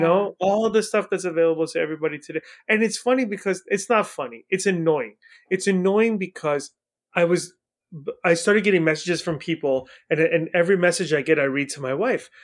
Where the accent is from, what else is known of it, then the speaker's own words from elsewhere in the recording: Iran; now in United States; I was born in Iran, so I'm also a foreigner